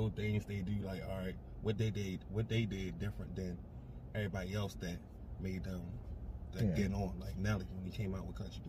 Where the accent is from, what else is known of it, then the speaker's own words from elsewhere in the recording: Baltimore, Maryland, United States; moved away as an adult; also born or lived in Portland; I was born on East Baltimore, Maryland, you know what I mean? What we call Baltimore, Maryland.